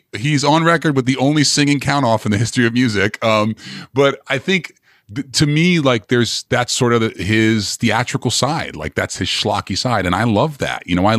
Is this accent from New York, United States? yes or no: yes; New York City, New York, United States; moved away as an adult; But coming from New York, there's just something, and I'm not even from Long Island. Like I grew up in Manhattan